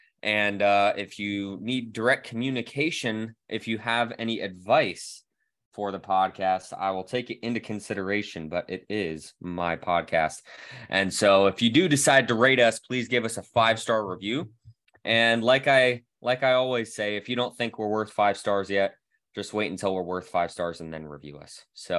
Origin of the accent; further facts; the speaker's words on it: Scranton, Pennsylvania, United States; I was born in Scranton, and so I'm sort of familiar with Eastern Pennsylvania.